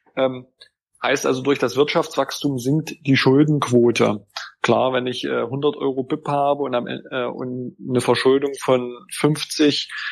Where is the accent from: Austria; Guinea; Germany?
Germany; Wittenberg district, Saxony-Anhalt; ich bin ja aus dem Landkreis Wittenberg